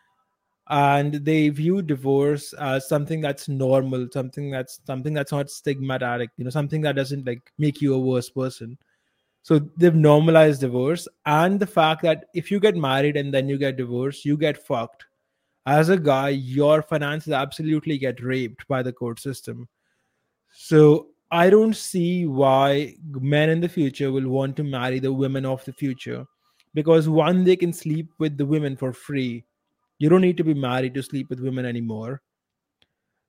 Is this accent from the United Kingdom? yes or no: no; India; I'm also an Indian